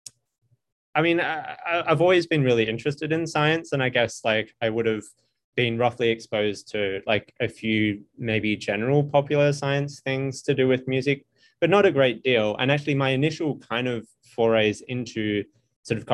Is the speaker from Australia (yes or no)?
yes; Australia; moved away as an adult; now in United States; I'm from Australia